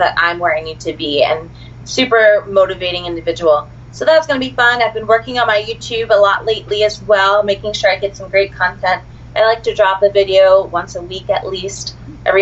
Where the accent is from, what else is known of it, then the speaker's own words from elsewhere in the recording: Akron, Ohio, United States; moved away as an adult; now in Los Angeles, United States; So I grew up in Ohio. Akron, Ohio was my hometown, and I stayed there till I was about 2 years ago